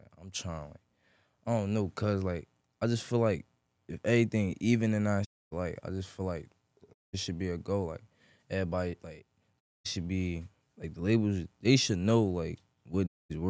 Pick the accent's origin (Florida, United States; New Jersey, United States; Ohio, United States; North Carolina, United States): New Jersey, United States; Newark; I'm from Newark, New Jersey. You heard south side of Newark, New Jersey.